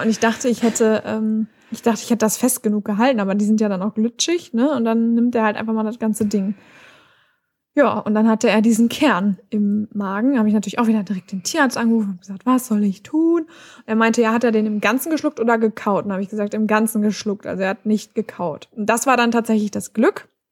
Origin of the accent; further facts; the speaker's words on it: Germany; bei uns in Deutschland